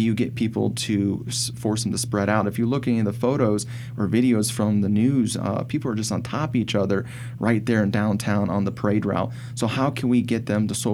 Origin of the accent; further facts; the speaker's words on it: Fort Wayne, Indiana, United States; I was born and raised here in Fort Wayne